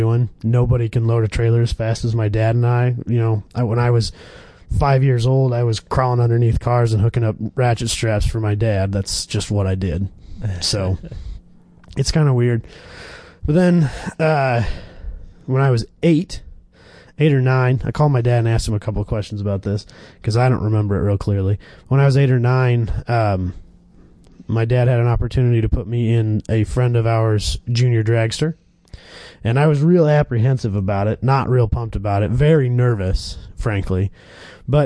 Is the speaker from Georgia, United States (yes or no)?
no; Kansas, United States; moved away; I was born in Kansas, and where we were living in Kansas, we had like 6 drag tracks within a 2-hour drive of us